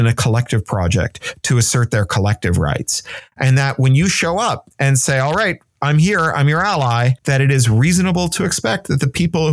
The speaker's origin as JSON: {"language": "English", "country": "Canada", "also_born_or_lived": "United Kingdom", "moved": "yes", "said": "as a Canadian who's then lived in the United Kingdom"}